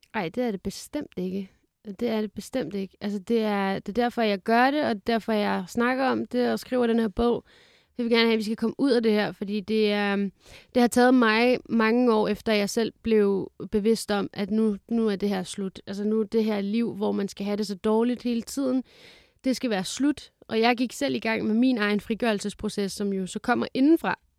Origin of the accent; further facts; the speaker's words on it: Lyngby, Capital Region of Denmark, Denmark; also born or lived in Fredericia; jeg er vokset op i Lyngby